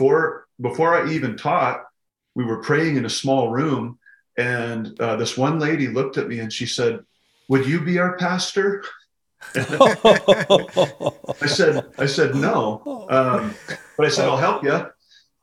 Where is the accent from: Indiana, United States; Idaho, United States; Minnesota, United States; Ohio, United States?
Idaho, United States; Pocatello; moved away as an adult; also born or lived in Missouri; now in Kalispell, United States; I grew up in Southeast Idaho in a town called Pocatello